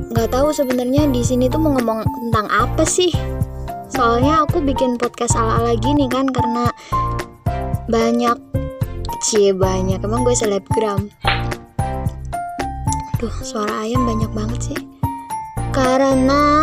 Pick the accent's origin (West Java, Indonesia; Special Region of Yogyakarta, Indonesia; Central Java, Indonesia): Special Region of Yogyakarta, Indonesia; Yogyakarta; accent: medok; Aku asli orang Jogja, tinggal di Gunung Kidul